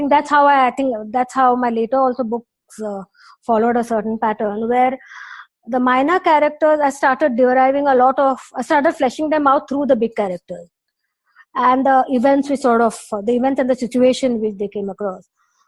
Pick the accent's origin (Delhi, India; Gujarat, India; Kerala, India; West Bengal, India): Delhi, India; also born or lived in Mumbai / Patna / Pune; I was born in Mumbai. My childhood was in Delhi and Patna. And then I think my mother actually decided to come to Pune because Pune was always known as a city of education.